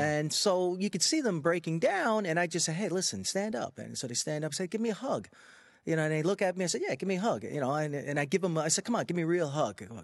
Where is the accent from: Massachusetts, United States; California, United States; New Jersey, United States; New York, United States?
New York, United States; Freeport; I grew up in Freeport on Long Island, so that's a mixed community